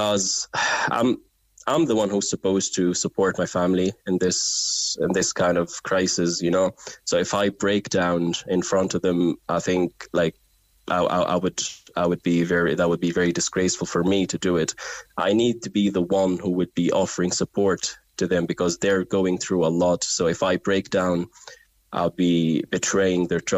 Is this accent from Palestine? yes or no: yes; Gaza, Gaza Strip, Palestine; moved away as an adult; I really want to live in Gaza. I really will, like, it's my hometown, you know. It just pains me to leave Gaza